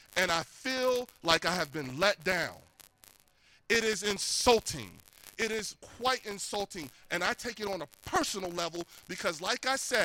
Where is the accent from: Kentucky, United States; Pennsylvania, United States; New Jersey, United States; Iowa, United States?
New Jersey, United States; Trenton; I was born and raised in Trenton, New Jersey. I graduated from Trenton High in 1994.